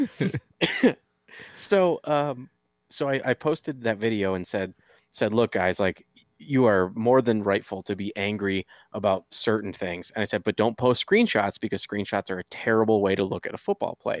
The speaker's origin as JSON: {"language": "English", "region": "Michigan", "country": "United States", "moved": "yes", "said": "I'm from Michigan originally"}